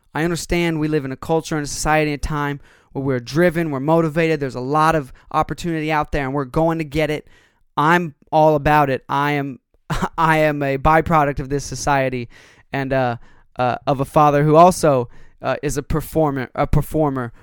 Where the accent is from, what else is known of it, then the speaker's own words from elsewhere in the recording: United States; as Americans, we as American consumers